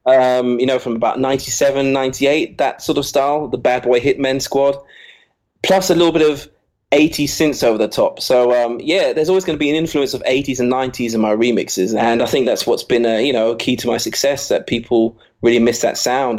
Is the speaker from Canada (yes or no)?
no; England, United Kingdom; accent: English; first language English; also born or lived in Basel, Switzerland